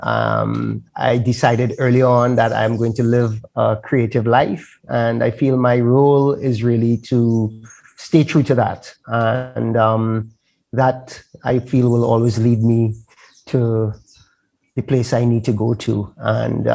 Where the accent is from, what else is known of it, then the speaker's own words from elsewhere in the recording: Trinidad & Tobago; I'm from Trinidad